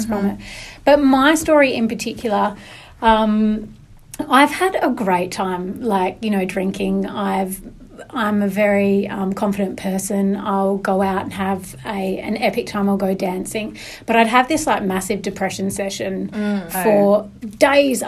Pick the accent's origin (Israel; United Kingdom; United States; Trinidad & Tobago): United Kingdom; the north of England; now in Perth, Australia; I'm from Northern England, which is definitely seen as like a lower class, a working class place